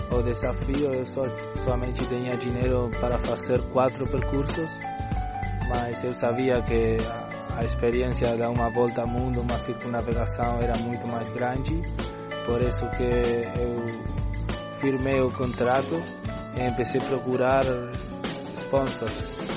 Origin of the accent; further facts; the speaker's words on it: Uruguay; Portuguese is a second language; eu somente sou um aventureiro eu eh, nasci no Uruguai, mas minha família é de Porto